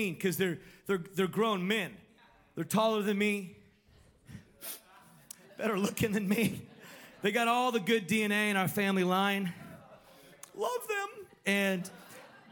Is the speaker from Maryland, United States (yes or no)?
no; California, United States; when I was growing up in California